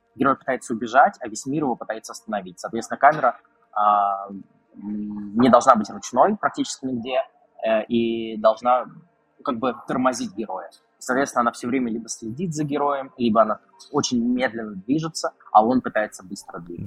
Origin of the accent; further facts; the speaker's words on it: Krasnogorsk, Moscow Oblast, Russia; в моем родном городе Красногорске